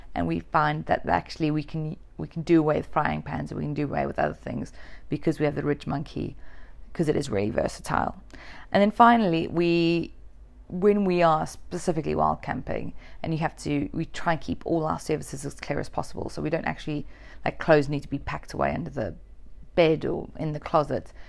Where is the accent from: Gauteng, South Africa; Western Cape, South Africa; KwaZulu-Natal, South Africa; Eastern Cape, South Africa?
KwaZulu-Natal, South Africa; Durban; moved away; I'm actually South African. And where I grew up was actually very warm. It was something like three hundred and twenty, forty days of sunshine a year. Um, the coldest it got in Durban, South Africa